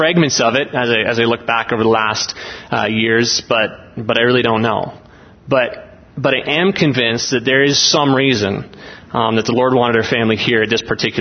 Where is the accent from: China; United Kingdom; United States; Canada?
Canada; Olds, Alberta; We're from Olds, Alberta in Canada